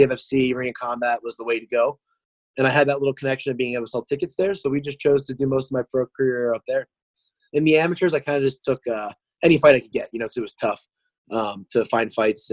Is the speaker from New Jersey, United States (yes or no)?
yes; New Jersey, United States; moved away as an adult; also born or lived in Myrtle Beach, South Carolina; now in Wilmington, United States; I'm from New Jersey originally. I lived there until I was about almost 19 years old.